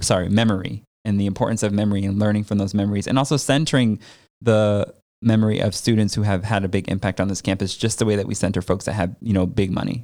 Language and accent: English; Connecticut, United States; I grew up in Connecticut